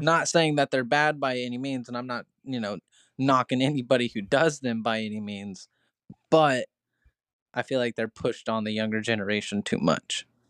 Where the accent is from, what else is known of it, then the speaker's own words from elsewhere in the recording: Crescent, Iowa, United States; also born or lived in Mount Ayr, Iowa; whenever I moved from Mount Air, Iowa to Crescent, Iowa, we used to call it Little Chicago as well because the train leads from Chicago straight through my town